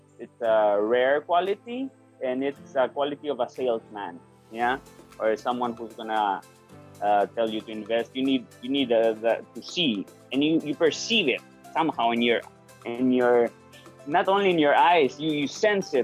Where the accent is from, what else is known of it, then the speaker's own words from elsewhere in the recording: Spain; moved away as an adult; now in Philippines; born and raised in Spain professional Spanish actor in the Philippines